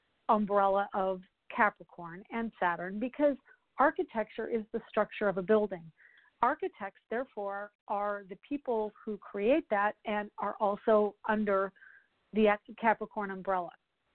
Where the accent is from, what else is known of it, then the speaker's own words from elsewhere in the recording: Colorado, United States; now in Orlando, United States; I'm from Colorado